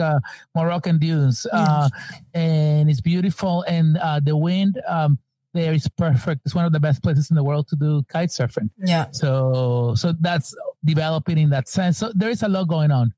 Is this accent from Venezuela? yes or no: yes; Venezuela; now in New York, United States; we're both from Venezuela.